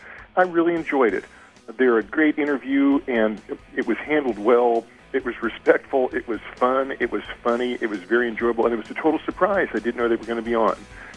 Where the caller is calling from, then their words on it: Kansas City, Missouri, United States; I'm calling from Kansas City, Missouri.